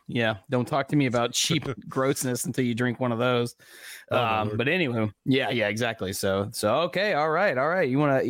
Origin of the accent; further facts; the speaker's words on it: the South, United States; I'm a Southerner